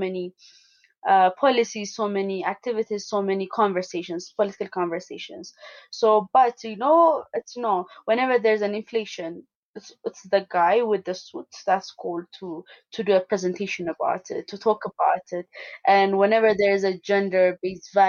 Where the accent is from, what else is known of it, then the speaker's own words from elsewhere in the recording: Addis Ababa, Ethiopia; I was born and raised in Addis Ababa